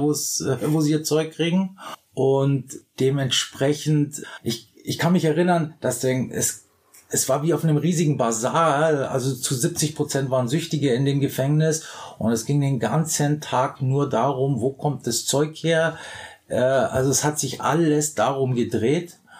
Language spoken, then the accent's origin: German; Bavaria, Germany; moved away; ich komme ja aus Bayern